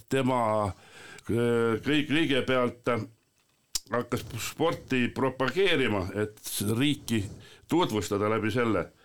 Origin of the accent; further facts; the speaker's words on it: Põltsamaa, Jõgeva County, Estonia; ise olen ka siit Põltsamaa kandist ja eks ka lapsepõlves sai seda jalgpalli mängitud.